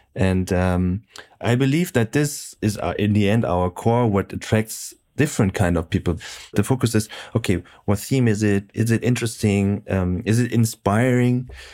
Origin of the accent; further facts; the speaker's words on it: Frankfurt, Hesse, Germany; moved away as an adult; also born or lived in Munich; now in Stuttgart, Germany; growing up in Frankfurt